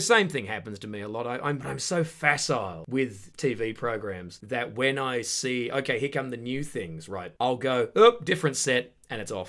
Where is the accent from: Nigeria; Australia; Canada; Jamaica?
Australia; Perth, Western Australia; moved away as an adult; now in United Kingdom; I'm from the suburbs of Perth, Western Australia, from back in the nineties